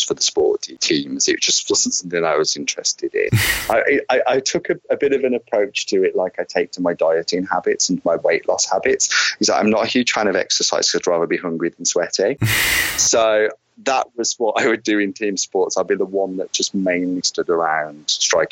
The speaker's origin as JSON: {"language": "English", "town": "Wolverhampton", "region": "West Midlands", "country": "United Kingdom", "tie": "born or raised there", "said": "So growing up for me was in the Black Country. I'm a Wolverhampton lad, born and bred."}